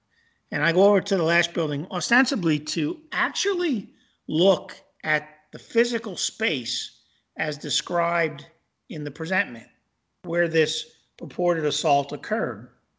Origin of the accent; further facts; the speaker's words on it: Missouri, United States; So I'm from Missouri, and I need to see and touch and feel.